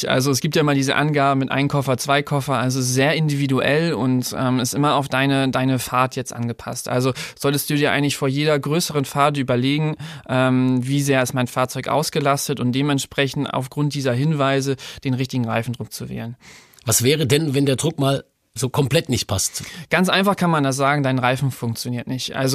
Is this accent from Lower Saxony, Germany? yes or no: yes; Lower Saxony, Germany; ich komme aus der Nähe von Ostfriesland, bin 30 Jahre alt und bin bei Continental schon jetzt fünf Jahre tätig